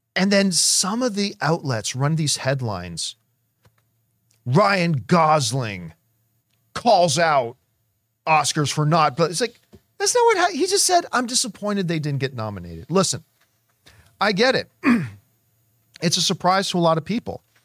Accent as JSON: {"language": "English", "country": "Canada", "said": "I am Canadian"}